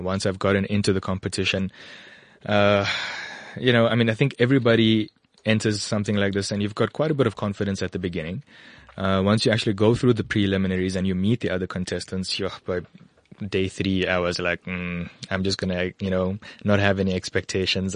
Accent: KwaZulu-Natal, South Africa; moved away as an adult; also born or lived in Western Cape / Ermelo, Mpumalanga / Gauteng; now in Bedfordview, South Africa; I grew up in KwaZulu-Natal

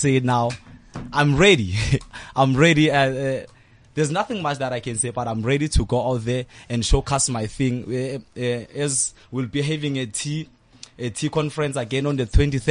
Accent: Tembisa, Gauteng, South Africa; also born or lived in Phumulong; I'm a boy from Tembisa, a township

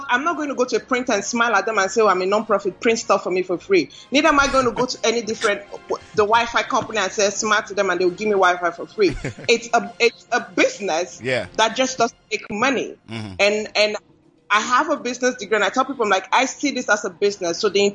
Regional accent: Nigeria; moved away; Nigeria because this is home

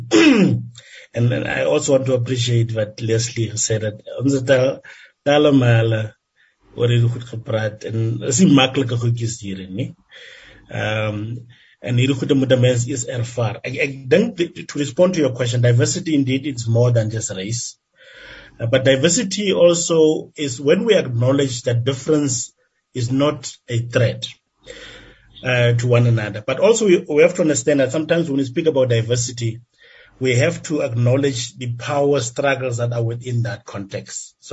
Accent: South Africa; Want dit sê vir ons basically hoe ons as Suid-Afrikaners met mekaar omgaan in die land.

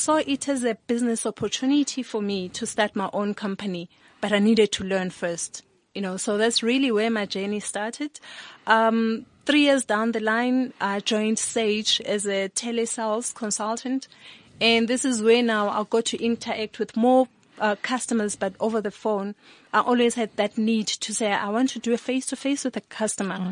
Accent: Sebokeng, Gauteng, South Africa; also born or lived in Eastern Cape; I was born in the Eastern Cape. Grew up at the Val Triangle in the township called Sebokeng

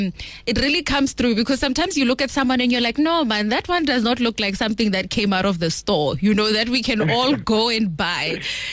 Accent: Limpopo, South Africa; More in Limpopo, we call it hojaleshila, man.

